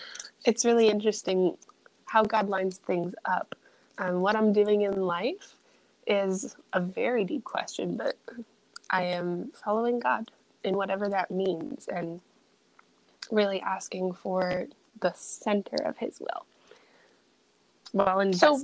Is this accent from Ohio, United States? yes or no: yes; Ohio, United States; also born or lived in Maryland / Tennessee / Dominican Republic / Arizona; I was born in Maryland, raised in Ohio. I lived in Tennessee for 6 years. I lived in the Dominican Republic for 1 year.